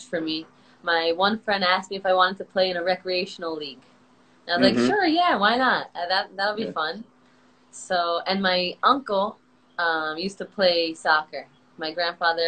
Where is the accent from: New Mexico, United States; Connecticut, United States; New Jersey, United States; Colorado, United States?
New Jersey, United States; moved away as an adult; also born or lived in Israel; I'm from New Jersey, and I've been playing professionally in Israel for the last 2.5 seasons